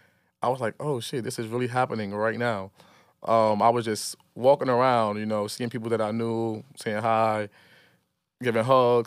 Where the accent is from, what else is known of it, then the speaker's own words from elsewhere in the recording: Brooklyn, New York, United States; I grew up in Farragut Projects, downtown Brooklyn, my whole life until I was like 19 years old, you know. But I also grew up in Marcy because my family lived there, my cousin, my aunt, my grandmother.